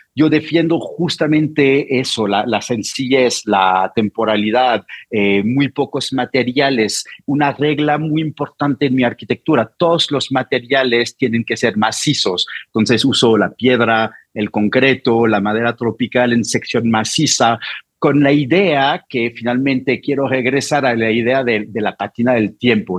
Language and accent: Spanish; Normandy, France; Spanish is a second language; moved away as an adult; now in Mexico City, Mexico; vengo de Normandía